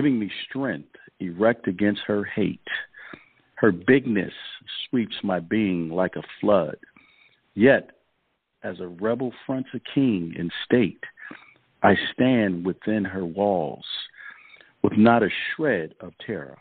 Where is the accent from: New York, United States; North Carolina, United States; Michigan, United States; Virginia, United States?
New York, United States; Rochester; I was a fourth grade student growing up in Rochester, New York